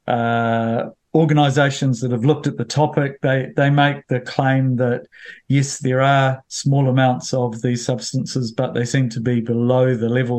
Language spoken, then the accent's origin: English; Bulls, Manawatū-Whanganui, New Zealand; when we had tank water when I grew up in Bulls